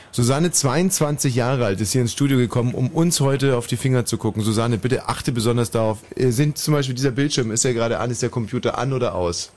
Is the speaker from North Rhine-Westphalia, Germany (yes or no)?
no; Upper Bavaria, Germany; moved away